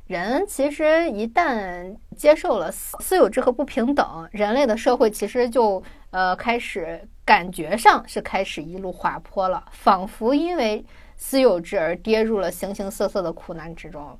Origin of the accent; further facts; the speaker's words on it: China; 我们就是拥有了很多美食的国家